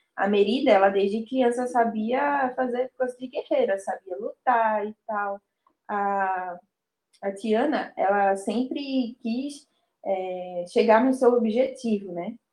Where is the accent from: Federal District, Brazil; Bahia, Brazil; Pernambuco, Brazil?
Pernambuco, Brazil; Olinda; eu sou daqui de Olinda